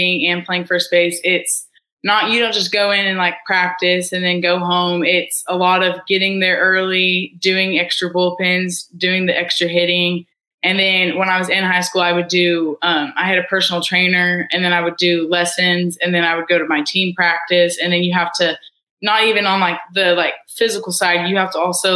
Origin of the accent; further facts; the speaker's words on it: Edmond, Oklahoma, United States; I'm from Edmond, Oklahoma. I went to Deer Creek High School